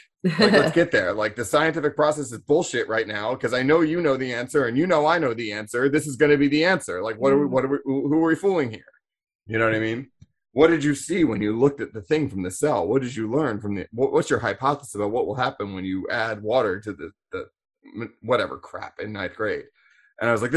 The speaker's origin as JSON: {"language": "English", "town": "Annapolis", "region": "Maryland", "country": "United States", "tie": "born or raised there", "said": "I grew up in Annapolis, which is like what Naval Academy town"}